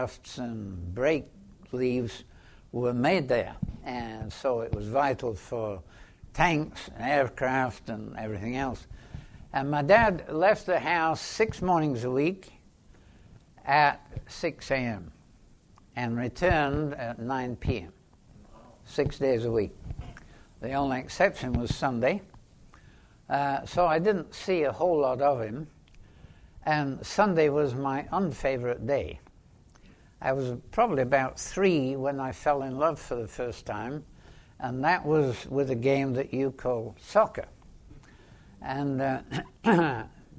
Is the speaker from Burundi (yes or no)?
no; England, United Kingdom; I was born in England, just about the outbreak of the Second World War